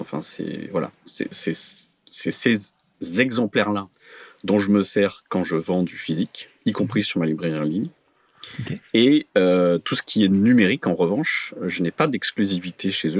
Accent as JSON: {"language": "French", "country": "France", "said": "je suis français, je connais bien la France"}